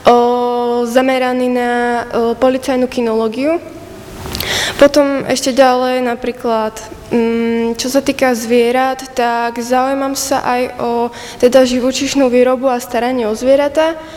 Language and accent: Slovak; Podlužany, Trenčín Region, Slovakia; Pochádzam z Podlužian, teda konkrétne okres Banovce nad Bebravou.